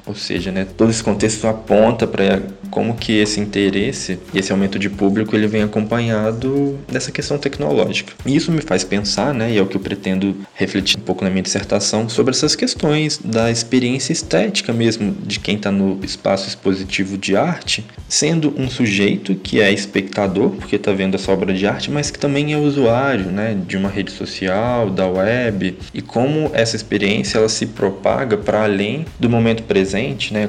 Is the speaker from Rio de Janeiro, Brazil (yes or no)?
no; Carangola, Minas Gerais, Brazil; moved away; Eu venho de uma cidade muito pequena, eu cresci em Carangola, uma cidade no interior de Minas